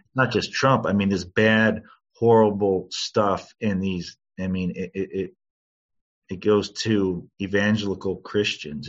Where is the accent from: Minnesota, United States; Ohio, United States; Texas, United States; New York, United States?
Ohio, United States; Cleveland; growing up you know in cleveland taking art classes at the cleveland museum of art